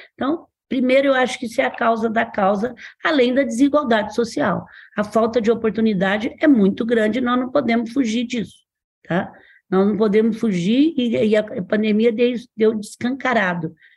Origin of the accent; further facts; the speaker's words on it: Franca, São Paulo, Brazil; na minha cidade, eu sou de Franca